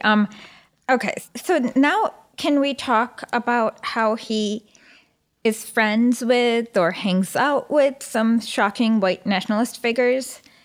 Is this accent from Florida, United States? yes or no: no; Michigan, United States; I'm from Michigan